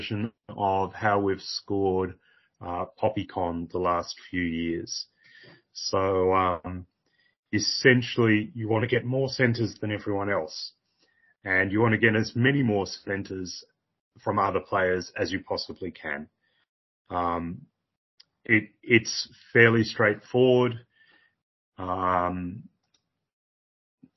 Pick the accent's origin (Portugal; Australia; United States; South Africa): Australia; as an Australian